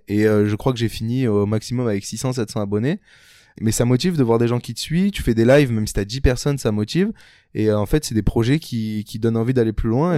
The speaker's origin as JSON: {"language": "French", "town": "Toulon", "region": "Provence-Alpes-Côte d'Azur", "country": "France", "tie": "born or raised there", "said": "j'ai grandi à Toulon, donc dans la petite ville de Toulon, euh, dans le sud de la France"}